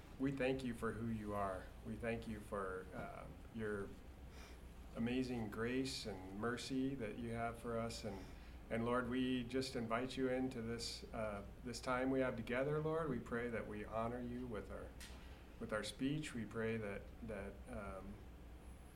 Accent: California, United States; I grew up in California

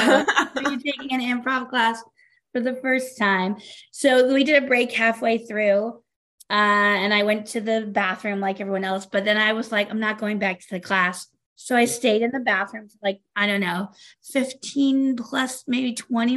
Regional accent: the South, United States; moved away as an adult; now in Minnesota, United States; I grew up in the South

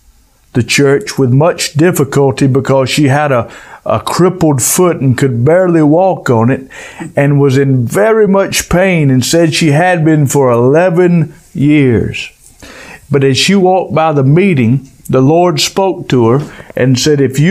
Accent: United States; me being an American

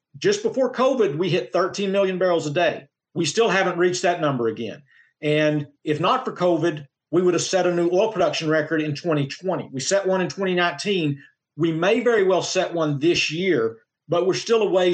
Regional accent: Oklahoma, United States; I come from Oklahoma as well.

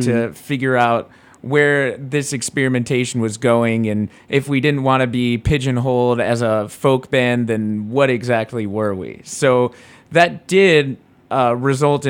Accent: Rhode Island, United States; I'm a Jew from Rhode Island

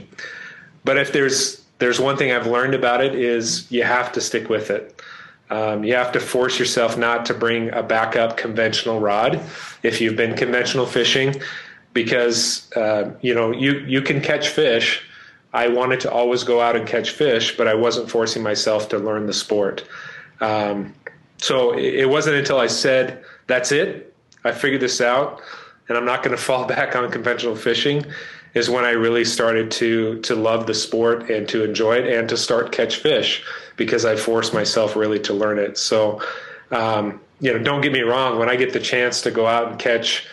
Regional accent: central Idaho, United States; now in Colorado Springs, United States; I grew up in central Idaho

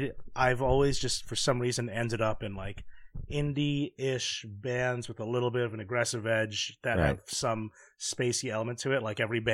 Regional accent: New York, United States; as a New Yorker

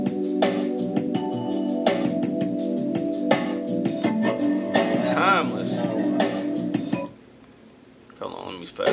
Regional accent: St. Louis, Missouri, United States; my hometown, St. Louis

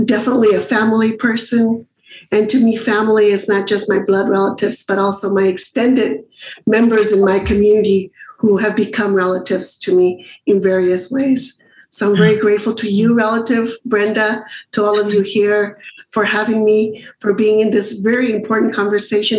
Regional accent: Mexicali, Baja California, Mexico; where I was born in Mexicali

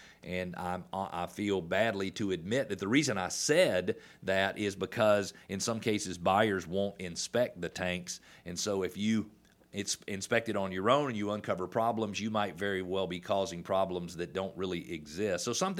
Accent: Atlanta, Georgia, United States; also born or lived in Indiana / South Carolina / Illinois; you are a native of Metro Atlanta. I was born in Metro Atlanta in 1968. I've lived in Atlanta most of my life, with the exception of 10 years where I worked for another company, and I lived in Indiana, I lived in South Carolina

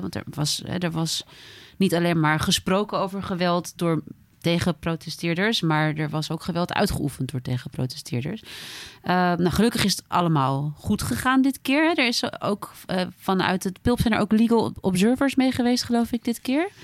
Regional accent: Friesland, Netherlands; als Fries

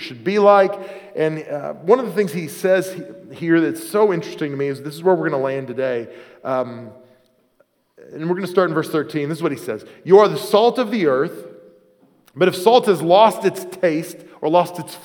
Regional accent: Oklahoma City, Oklahoma, United States; now in Pennsylvania, United States; Where I grew up in Oklahoma City area.

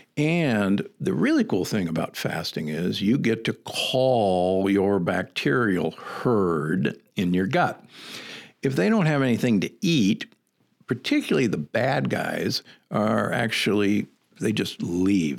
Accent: Midwest, United States; also born or lived in Omaha / Saint Louis; growing up in the Midwest

